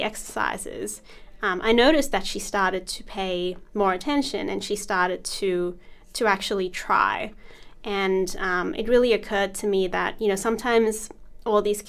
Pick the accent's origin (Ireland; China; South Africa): South Africa; also born or lived in India (ancestry); now in Australia; I was born in South Africa, and mm-hmm. I lived there for many years